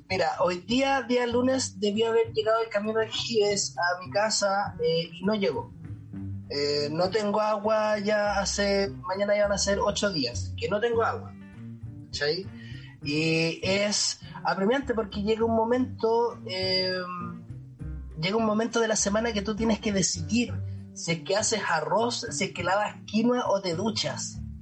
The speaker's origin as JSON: {"language": "Spanish", "town": "Quirihue", "region": "Ñuble", "country": "Chile", "said": "Quirihue, de donde yo soy"}